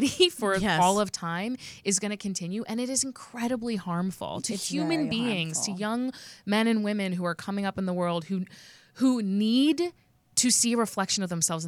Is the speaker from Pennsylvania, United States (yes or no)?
yes; Montgomery County, Pennsylvania, United States; I'm from Montgomery County, which is near Delaware County, but not the same